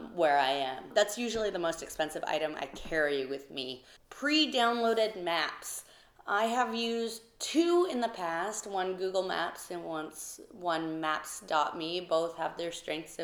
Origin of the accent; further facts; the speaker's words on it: United States; here in the States